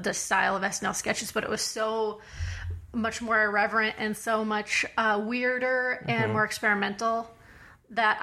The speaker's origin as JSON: {"language": "English", "town": "Daytona Beach", "region": "Florida", "country": "United States", "tie": "born or raised there", "said": "I'm from Daytona Beach, Florida"}